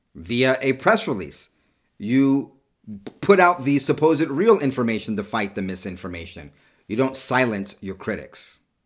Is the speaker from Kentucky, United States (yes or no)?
no; California, United States; also born or lived in New York; halfway through my childhood, I moved to, to California and grew up in California.